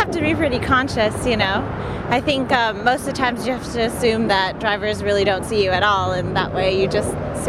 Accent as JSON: {"language": "English", "region": "California", "country": "United States", "moved": "as an adult", "lives_now": "New York, United States", "said": "I am originally from, well, I guess most recently originally from California."}